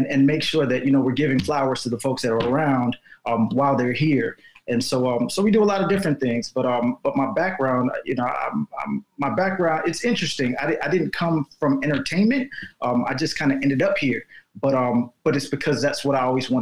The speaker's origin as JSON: {"language": "English", "town": "Chicago", "region": "Illinois", "country": "United States", "tie": "born or raised there", "also_born_or_lived": "Evanston, Illinois", "moved": "as an adult", "lives_now": "Los Angeles, United States", "said": "I'm from Chicago, born and raised in Chicago"}